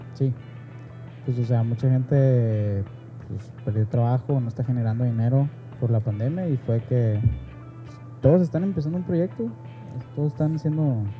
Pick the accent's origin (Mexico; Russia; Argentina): Mexico; Aquí mexicano es tope